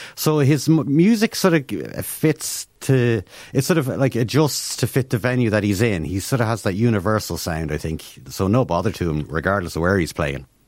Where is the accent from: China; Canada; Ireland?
Ireland; as Irish people